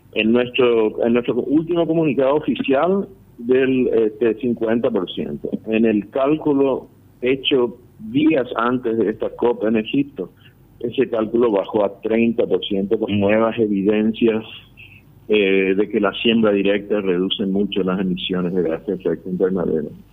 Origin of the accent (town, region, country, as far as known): Paraguay